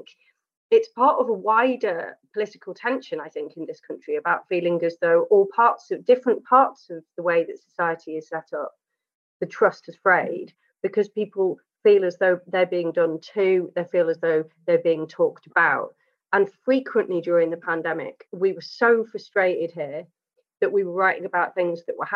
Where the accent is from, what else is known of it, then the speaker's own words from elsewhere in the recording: North Wales, United Kingdom; now in Manchester, United Kingdom; I'm from North Wales myself